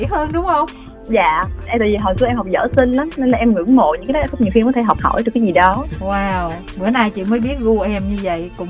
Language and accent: Vietnamese; Vinh Long, Vietnam; now in Ho Chi Minh City, Vietnam; dạ nhà em ở vĩnh long ạ à ở thành phố Vĩnh Long